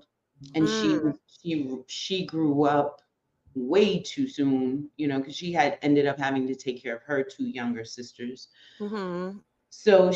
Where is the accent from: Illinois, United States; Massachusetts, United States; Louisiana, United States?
Massachusetts, United States; Boston; also born or lived in New York; I was a first generation Dominican New Yorker, but I was raised in Boston